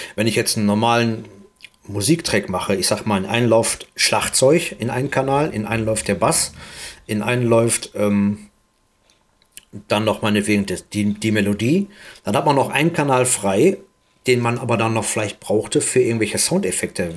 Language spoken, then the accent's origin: German; Duisburg, North Rhine-Westphalia, Germany; hier in Duisburg. Wir sind beide aus Duisburg